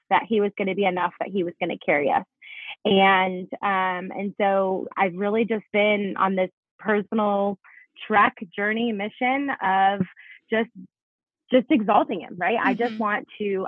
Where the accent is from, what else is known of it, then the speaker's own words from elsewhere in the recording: South Florida, United States; moved away as an adult; also born or lived in Italy; now in Denver, United States; I was actually born in Italy. My mom is born and raised in Italy. And so grew up for most of my life in South Florida.